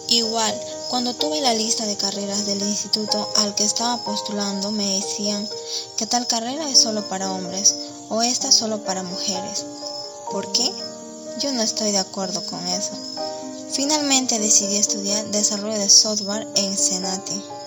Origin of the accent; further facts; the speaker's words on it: Boquerón, Ucayali, Peru; Soy de Boquerón, provincia de Padre Abad de Ucayali